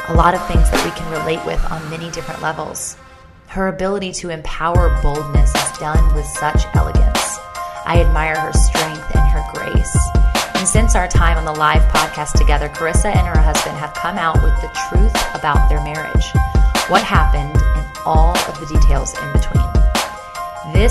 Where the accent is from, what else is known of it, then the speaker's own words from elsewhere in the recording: Indiana, United States; it's deeper than just, hey, I'm from Indiana.